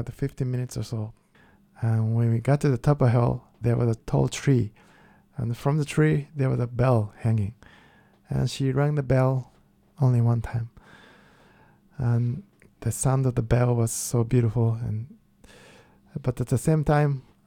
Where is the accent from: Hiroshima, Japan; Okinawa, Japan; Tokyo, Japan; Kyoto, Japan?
Kyoto, Japan; English is a second language; moved away; I'm from Kyoto, which is the most traditional part in Japan